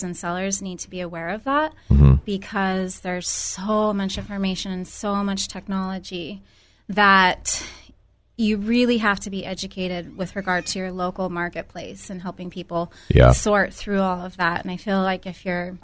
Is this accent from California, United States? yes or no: yes; Santa Cruz, California, United States; moved away as an adult; now in San Luis Obispo, United States; I'm from Santa Cruz, from the Santa Cruz area